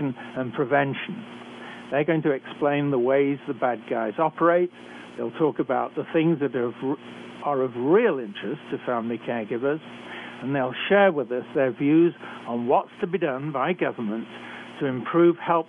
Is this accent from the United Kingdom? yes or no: yes; United Kingdom; accent: British; moved away as an adult; also born or lived in Canada; I'm a physician trained in Britain, as I'm sure you can tell from my accent. I've worked for many years in Canada